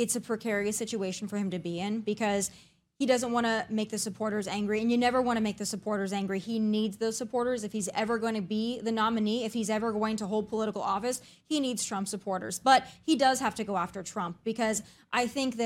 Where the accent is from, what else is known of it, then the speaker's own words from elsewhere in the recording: the Dakotas, United States; As someone born and raised in the Dakotas